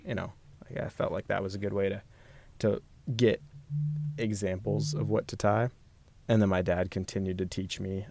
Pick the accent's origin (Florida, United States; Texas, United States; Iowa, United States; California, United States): Texas, United States; Austin; I grew up in Northwest Austin